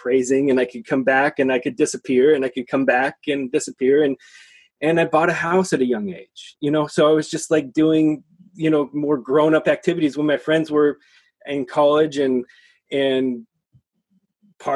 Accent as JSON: {"language": "English", "town": "Seattle", "region": "Washington", "country": "United States", "tie": "born or raised there", "said": "I'm born and raised in Seattle."}